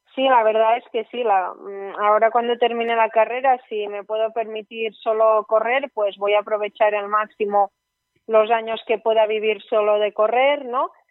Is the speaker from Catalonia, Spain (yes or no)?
yes; Ogassa, Catalonia, Spain; also born or lived in Barcelona; yo soy de Ogasa, de una población súper pequeña que hay en la comarca de Ripollés, provincia de Gerona